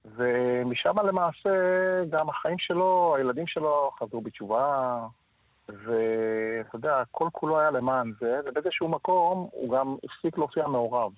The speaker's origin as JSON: {"language": "Hebrew", "town": "Tel Aviv", "region": "Tel Aviv District", "country": "Israel", "tie": "born or raised there", "said": "נולדנו בכרם, גדלנו בכרם"}